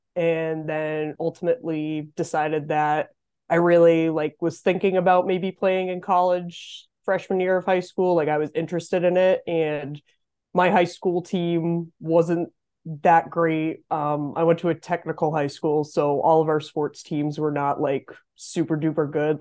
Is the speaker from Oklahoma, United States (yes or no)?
no; Massachusetts, United States; moved away as an adult; now in Potsdam, United States; I'm originally from Massachusetts. Um, I grew up in a really tiny town about an hour west of Boston